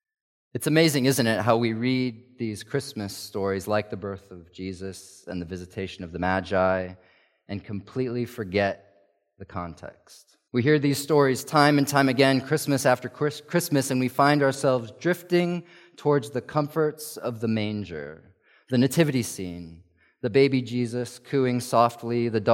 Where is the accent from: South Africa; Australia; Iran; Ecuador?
South Africa; Growing up in South Africa, where my sister and I grew up, this was a time of year that was always the opposite of cozy.